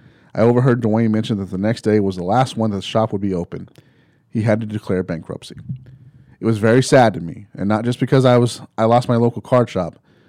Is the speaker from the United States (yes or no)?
yes; Morgan, West Virginia, United States; Then I was recently thinking about my hometown of Morgan, West Virginia.